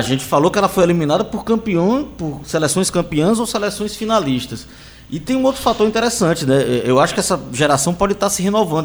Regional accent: Brazil; enquanto brasileiro

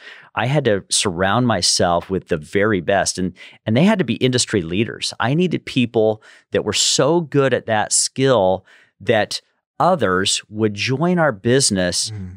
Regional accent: Salt Lake City, Utah, United States; also born or lived in Southern California, United States; Originally from Salt Lake City, Utah, and grew up there, moved to Southern California for about 15 years and loved Southern California

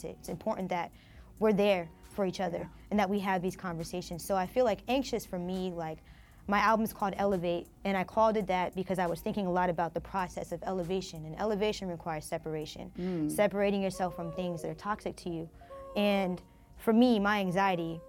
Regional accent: Canton, Ohio, United States; growing up in Canton was interesting, was great

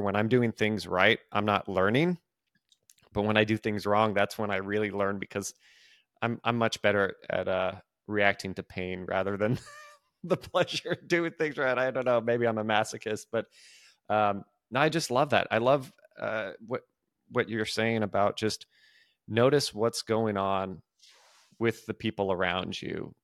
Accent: California, United States; now in Nashville, United States; I am originally from California

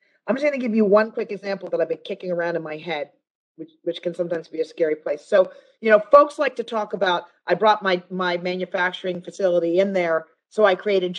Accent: United States; we, as an American people

